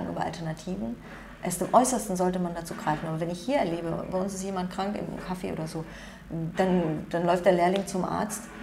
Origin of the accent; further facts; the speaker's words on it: South Korea; Das ist so, ähm, das machen die Koreaner, ich bin Koreaner